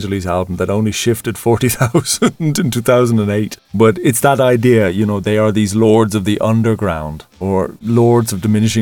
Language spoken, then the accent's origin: English; east coast of Ireland, Ireland; when we were young lads in 1987 on the train from our little village on the east coast of Ireland